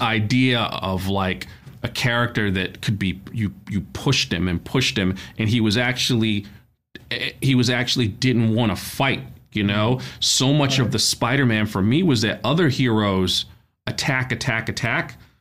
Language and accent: English; New York City, New York, United States; a kid growing up in Brooklyn